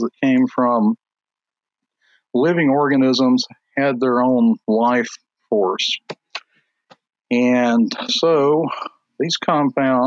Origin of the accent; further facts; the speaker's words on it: South Georgia near Albany, United States; also born or lived in Charlotte, North Carolina; I was born in Charlotte, North Carolina, and I lived in North Carolina up until the third grade. And then we moved to South Georgia near Albany, which is in the southwest corner of Georgia.